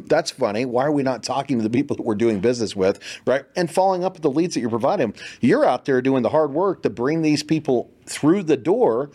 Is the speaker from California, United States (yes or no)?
no; Kansas, United States; now in Texas, United States; I'm from Kansas originally